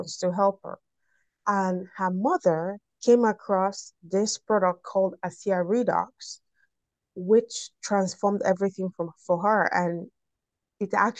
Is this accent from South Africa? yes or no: no; Nigeria; I'm from Nigeria